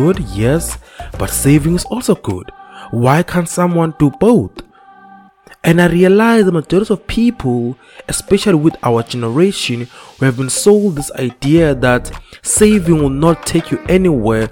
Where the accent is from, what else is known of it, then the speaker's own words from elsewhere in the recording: South Africa; young people in South Africa